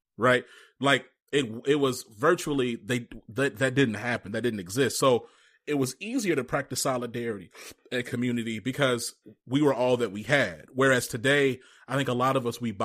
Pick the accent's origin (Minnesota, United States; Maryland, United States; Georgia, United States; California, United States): Georgia, United States; Rome; I'm actually from Rome, Georgia